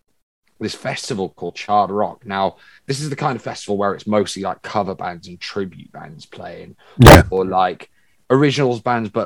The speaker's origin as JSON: {"language": "English", "town": "Bristol", "region": "South West England", "country": "United Kingdom", "said": "We're from Bristol"}